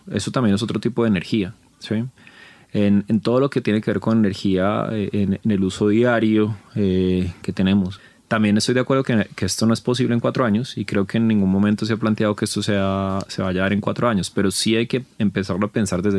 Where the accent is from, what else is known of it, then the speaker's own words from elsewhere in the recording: Colombia; Si, si esto es algo que nosotros estamos descubriendo entre todos, no solamente como colombianos, sino, sino, sino como humanidad en general.